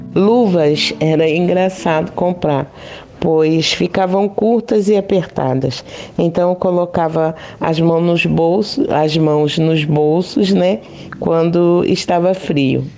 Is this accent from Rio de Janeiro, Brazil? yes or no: yes; Rio de Janeiro, Brazil; now in Praia Grande, Brazil; Sou carioca, mas moro na cidade de Praia Grande, litoral de São Paulo